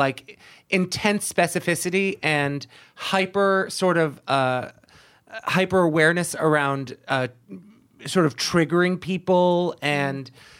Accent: Boston, Massachusetts, United States; because, again, we're from Boston and we're assholes.

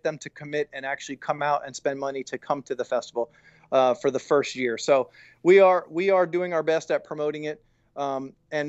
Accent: Tampa, Florida, United States; I am from Tampa. This is my town.

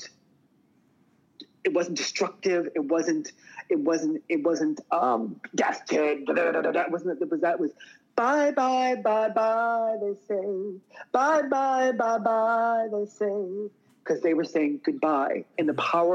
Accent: Truro, Nova Scotia, Canada; moved away; growing up in Truro, Nova Scotia, next to the Millbrook Indian Reserve

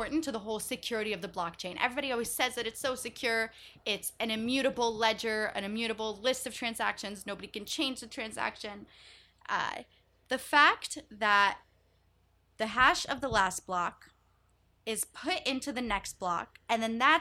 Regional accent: United States; also born or lived in Israel / New York City; grew up in the US

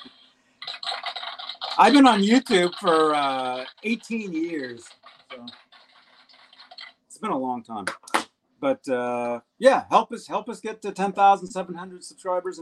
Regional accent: Phoenix, Arizona, United States; moved away; I'm from Arizona. I'm from Phoenix originally

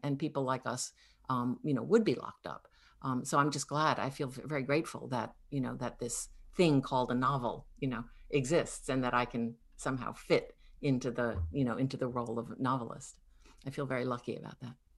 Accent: Connecticut, United States; growing up in Connecticut were very exotic

